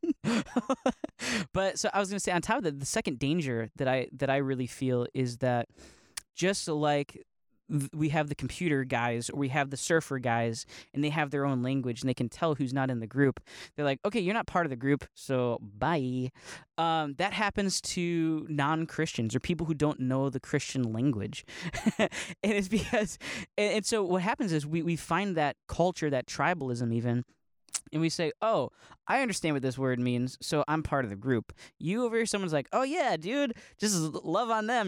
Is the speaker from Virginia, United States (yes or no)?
no; Northeast Ohio, United States; I'm from Ohio, from Northeast Ohio